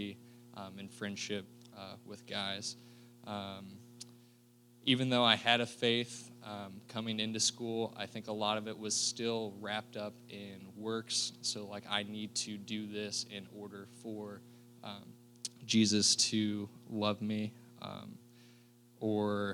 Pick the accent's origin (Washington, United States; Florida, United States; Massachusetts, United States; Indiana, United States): Indiana, United States; Fishers; I'm from Fishers, Indiana, so northeast Indianapolis